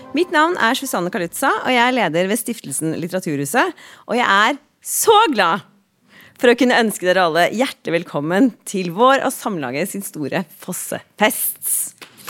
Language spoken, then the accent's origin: Norwegian; Drammen, Buskerud, Norway; jeg ei jente fra Drammen, så jeg er ikke så stø på nynorsken